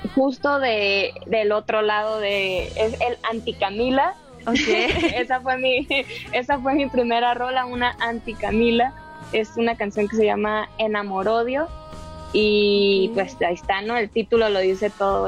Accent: Baja California Sur, Mexico; moved away as an adult; now in Mexico City, Mexico; Baja California Sur, de donde yo soy

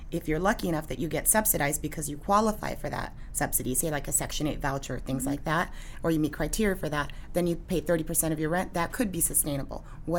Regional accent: San Diego, California, United States; I grew up in San Diego.

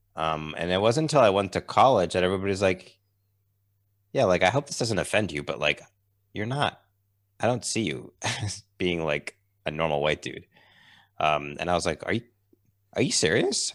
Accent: Massachusetts, United States; I grew up in Massachusetts in, um, in the U S.

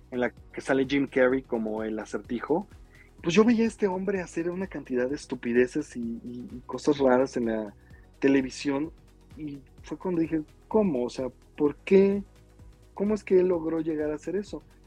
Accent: Mexico City, Mexico; yo nací aquí en la Ciudad de México

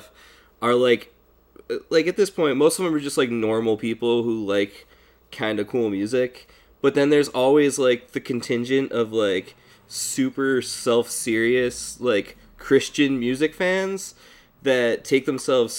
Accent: Pennsylvania, United States; I grew up in Pennsylvania

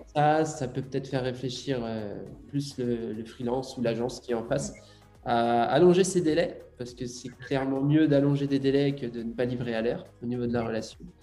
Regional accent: Brittany, France; je suis breton. Euh, morbihanais.

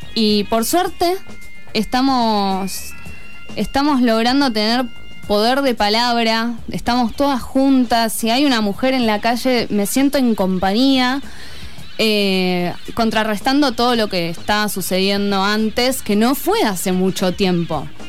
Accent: Buenos Aires, Argentina; moved away; Yo soy de Buenos Aires, mi familia está allá

